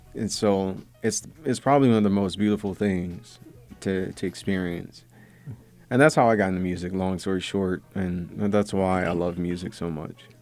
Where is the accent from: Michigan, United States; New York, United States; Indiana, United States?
Michigan, United States; Pontiac; I grew up in an industrial town called Pontiac.